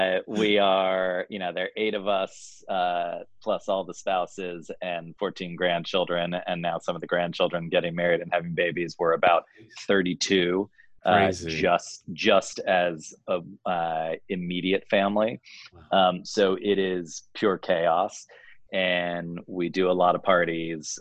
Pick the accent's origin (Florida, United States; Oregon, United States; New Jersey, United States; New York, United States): New Jersey, United States; now in California, United States; the East Coast color and sensibility that I have from growing up in New Jersey